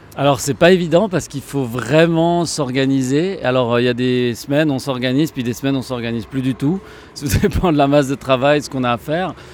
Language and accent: French; Switzerland; en tant que bon Suisse à l'armée il y a très longtemps